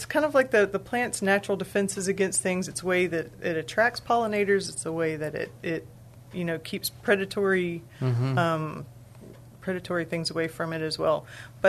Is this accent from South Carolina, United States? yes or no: no; Texas, United States; Well, I'm from Texas originally. I've lived a lot of other places. I've been back in the area for 3 years.